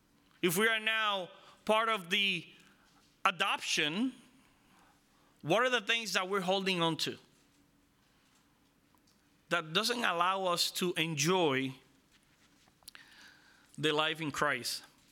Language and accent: English; Israel; I mean, I'm from Israel. I know about the law.